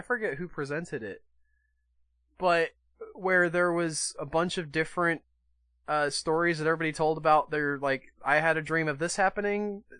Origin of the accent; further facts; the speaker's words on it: Wisconsin, United States; I'm from Wisconsin.